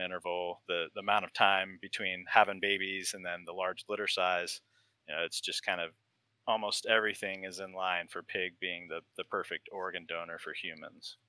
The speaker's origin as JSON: {"language": "English", "region": "Utah", "country": "United States", "tie": "born or raised there", "moved": "yes", "lives_now": "Virginia, United States", "said": "I grew up in Utah, and there's not as much vegetation"}